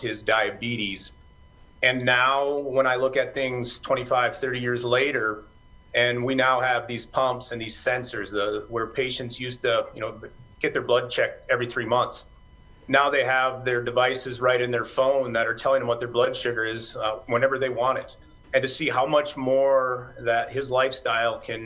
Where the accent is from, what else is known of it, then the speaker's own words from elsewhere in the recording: Rapid City, South Dakota, United States; also born or lived in Missouri / Sioux Falls, South Dakota; I'm originally from South Dakota. I grew up in Rapid City and then moved away to Missouri for a while.